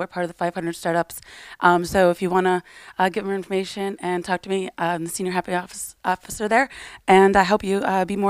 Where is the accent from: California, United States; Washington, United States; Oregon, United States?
Washington, United States; Seattle; now in San Francisco, United States; I come from Seattle. I just moved to San Francisco.